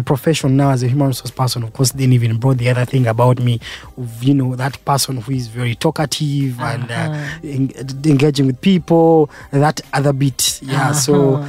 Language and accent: English; Jinja, Eastern Region, Uganda; born there; Of course, I was born here in Uganda.